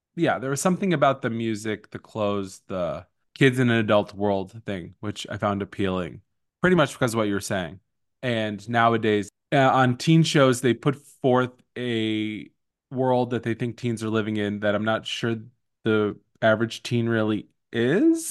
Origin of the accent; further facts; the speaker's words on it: East Coast, United States; now in Los Angeles, United States; I was raised on the East Coast.